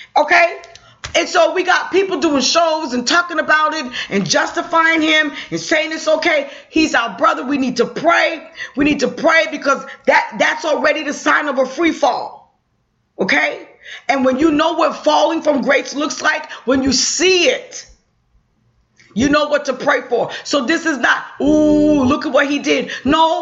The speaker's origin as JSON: {"language": "English", "region": "New York", "country": "United States", "said": "I'm a New Yorker."}